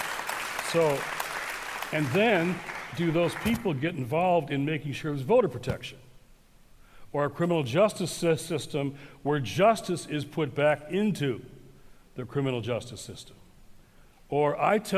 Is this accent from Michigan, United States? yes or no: yes; Detroit, Michigan, United States; my hometown of Detroit